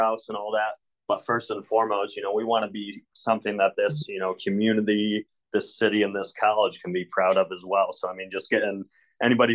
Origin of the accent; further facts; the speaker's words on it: Windsor, New York, United States; moved away as an adult; also born or lived in Tampa, Florida / Adrian, Michigan / Oneonta, New York; I grew up in Windsor